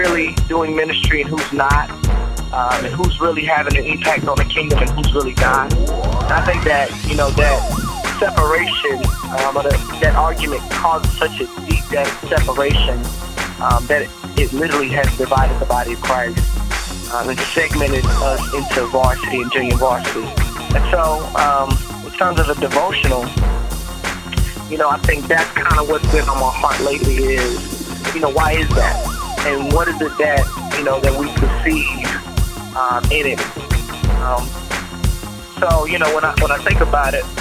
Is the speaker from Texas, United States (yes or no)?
yes; Dallas, Texas, United States; moved away; also born or lived in Memphis, Tennessee; I was born and raised in Dallas, Texas.